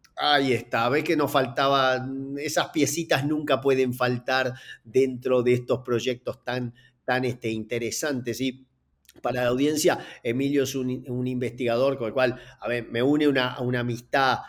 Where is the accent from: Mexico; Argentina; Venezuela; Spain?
Argentina; soy argentino